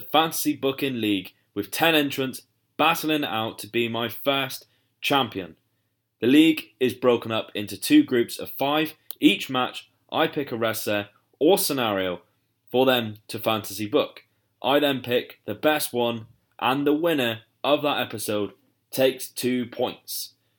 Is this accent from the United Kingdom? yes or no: yes; United Kingdom; I am obviously from the U K, As you can tell by my accent